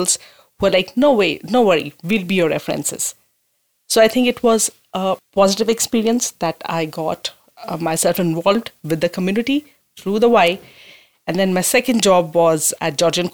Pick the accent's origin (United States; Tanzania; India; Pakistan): India; moved away as an adult; now in Owen Sound, Canada; I immigrated from India 2015